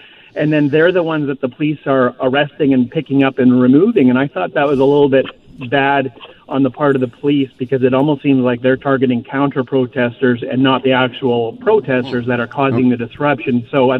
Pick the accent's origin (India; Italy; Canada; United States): Canada; also born or lived in Langley, British Columbia; As a Canadian